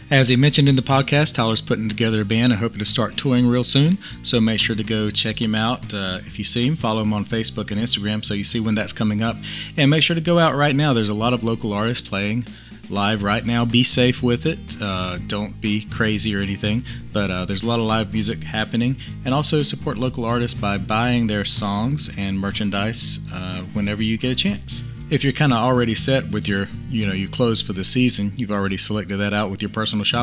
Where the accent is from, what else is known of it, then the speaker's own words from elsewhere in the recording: Saskatchewan, Canada; northern Great Plains of Saskatchewan, my hometown.